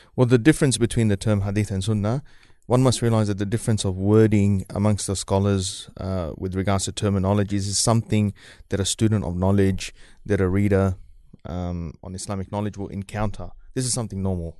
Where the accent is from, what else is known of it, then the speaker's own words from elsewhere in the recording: New Zealand; moved away as an adult; also born or lived in Fiji; now in Australia; I grew up in New Zealand, so I'm, I'm pretty used to the, the cold